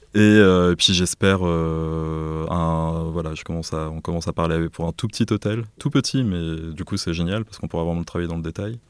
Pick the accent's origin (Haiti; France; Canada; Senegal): France; Auvers-sur-Oise, Île-de-France; also born or lived in Beirut, Lebanon / Paris; j'ai grandi à Auvers-sur-Oise, dans le Val d'Oise